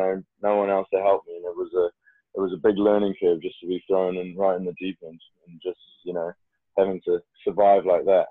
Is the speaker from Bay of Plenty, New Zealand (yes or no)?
no; Auckland, New Zealand; moved away as an adult; I was back in my home country, New Zealand, in my city, Auckland